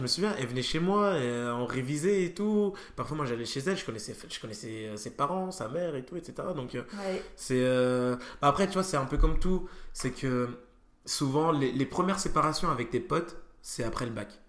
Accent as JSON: {"language": "French", "town": "Auxerre", "region": "Bourgogne-Franche-Comté", "country": "France", "also_born_or_lived": "Nancy", "moved": "yes", "said": "je suis pas de Nancy, je suis d'Auxerre"}